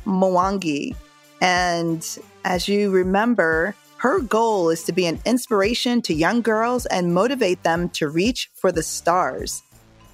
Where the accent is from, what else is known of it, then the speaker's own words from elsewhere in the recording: Jamaica; although I'm from Jamaica, our roots go back to Africa